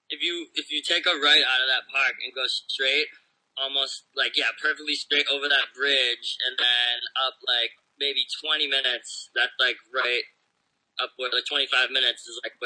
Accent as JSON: {"language": "English", "town": "Dracut", "region": "Massachusetts", "country": "United States", "tie": "born or raised there", "also_born_or_lived": "Lowell, Massachusetts", "moved": "as an adult", "lives_now": "California, United States", "said": "I was born in Lowell, Massachusetts, but I grew up in the town right next to it, Draycott, Massachusetts."}